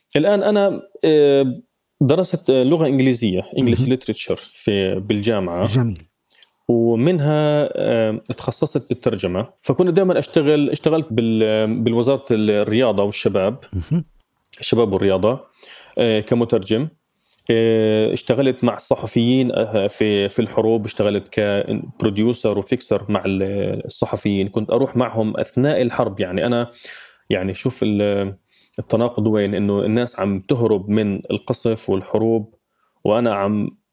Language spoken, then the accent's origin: Arabic; Gaza, Gaza Strip, Palestine; moved away as an adult; now in London, United Kingdom; عشت بغزة طبعا حياتي كلها 30 سنة من غزة آه، في غزة ما طلعت منها أبدا